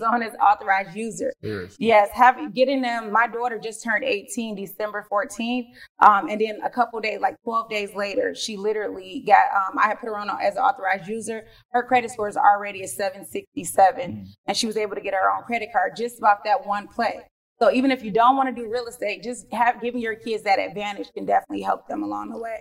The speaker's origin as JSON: {"language": "English", "town": "Detroit", "region": "Michigan", "country": "United States", "tie": "born or raised there", "said": "born and raised in Detroit, Michigan, cold Detroit."}